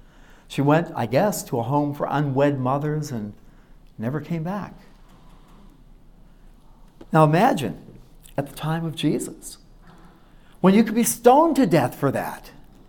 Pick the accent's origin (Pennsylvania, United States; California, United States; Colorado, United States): Pennsylvania, United States; Pittsburgh; I remember I grew up in Pittsburgh, Pennsylvania, in the inner city around the steel mills, and went to Oliver High School.